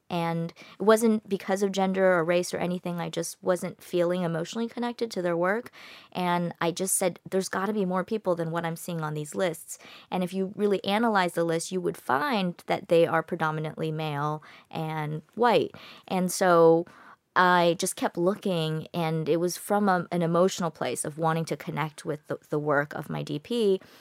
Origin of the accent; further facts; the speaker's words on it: United States; I'm American. I grew up in America